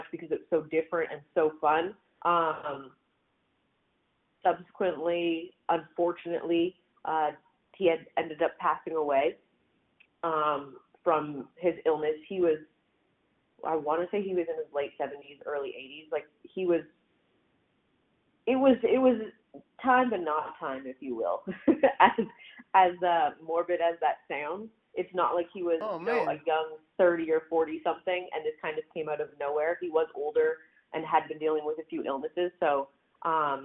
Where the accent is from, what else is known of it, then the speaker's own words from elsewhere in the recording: Hamilton, Ontario, Canada; moved away as an adult; also born or lived in Toronto; now in Washington, D.C., United States; I'm from Hamilton, which is like 40 minutes west of Toronto.